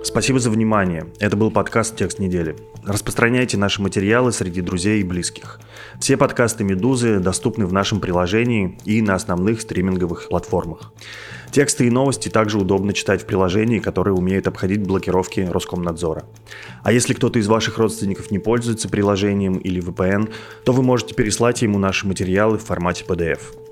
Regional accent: Russia; я задаю этот вопрос как россиянин

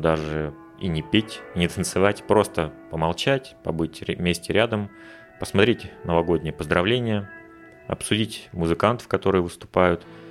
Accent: Russia; moved away as an adult; каждый год, который я встречал не у себя на родине

